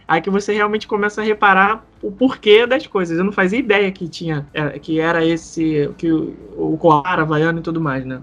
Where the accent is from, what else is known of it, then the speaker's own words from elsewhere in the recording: Rio de Janeiro, Brazil; eu, por exemplo, como carioca